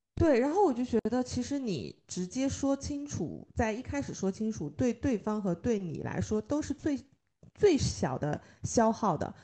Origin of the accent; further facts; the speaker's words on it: China; 我们中国人经常会想到的都是先苦后甜